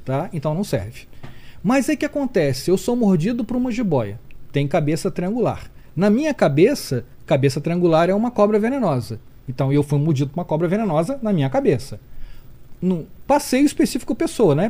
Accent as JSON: {"language": "Portuguese", "region": "Rio de Janeiro", "country": "Brazil", "tie": "born or raised there", "said": "nasci no Rio de Janeiro"}